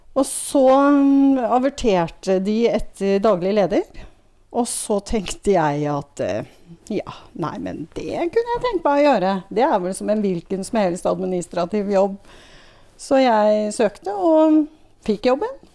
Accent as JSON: {"language": "Norwegian", "area": "Tomter", "region": "Innlandet", "country": "Norway", "moved": "as an adult", "lives_now": "Jeløya, Norway", "said": "Jeg kommer fra tomter. Så jeg er fra Innlandet"}